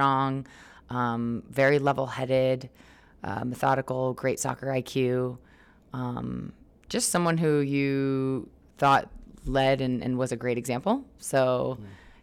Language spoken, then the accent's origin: English; Los Angeles, California, United States; moved away as an adult; my hometown, mm-hmm. LA, or near home for me.